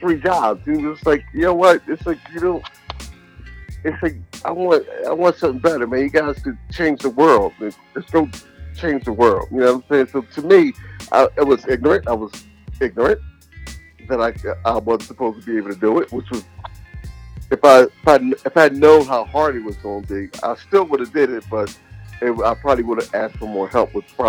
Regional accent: Philadelphia, Pennsylvania, United States; I was in Philly, and I was raised in the North and the South

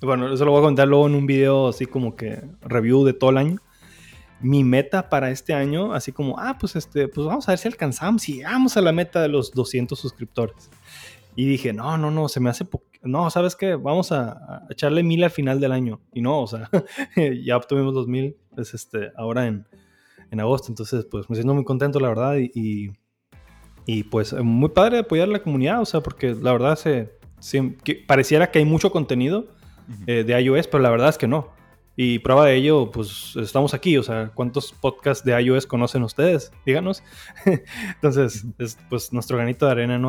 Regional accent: Hermosillo, Sonora, Mexico; pocas veces en mi vida salí de Hermosillo antes de los 19 años.

